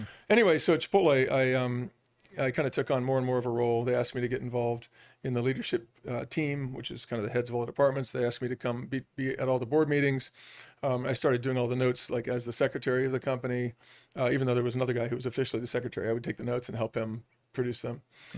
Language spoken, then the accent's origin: English; Boulder, Colorado, United States; also born or lived in Newport, Rhode Island / Los Angeles; I grew up born in Newport, Rhode Island, but moved to Colorado when I was pretty young. Grew up in Boulder, Colorado, went to school, even went to CU.